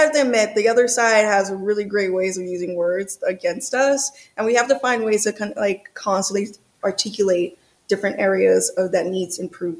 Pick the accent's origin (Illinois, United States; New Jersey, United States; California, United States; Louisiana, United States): Louisiana, United States; New Orleans; also born or lived in Georgia; now in Los Angeles, United States; I'm originally from New Orleans, Louisiana. Louisiana, and I bounced around to Georgia, then Georgia for a while. And I'm basically just relocated to Los Angeles and been in Los Angeles ever since.